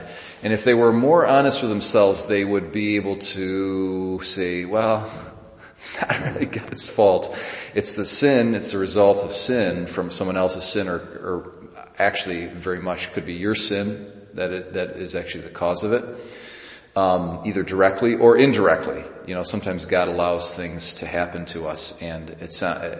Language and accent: English; United States; as an American